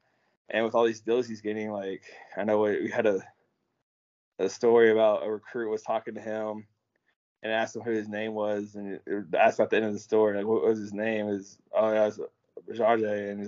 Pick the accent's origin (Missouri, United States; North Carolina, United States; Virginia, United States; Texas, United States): Texas, United States; Elgin; my hometown, Elgin.